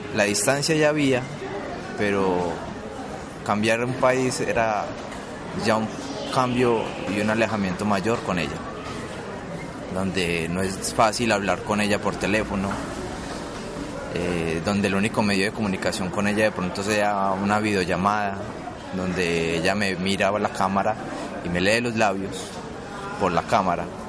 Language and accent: Spanish; Colombia; moved away as an adult; now in Chile; en mi país recorrí mucho todas partes de Colombia por mi trabajo.